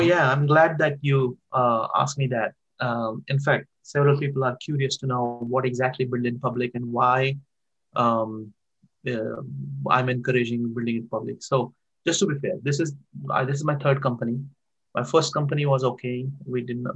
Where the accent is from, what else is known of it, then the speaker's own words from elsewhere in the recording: Barshi, Maharashtra, India; moved away as an adult; now in United States; I born in a very small town in India, um, in Maharashtra state. There is a, a small town called uh, named Barshi, where I grew up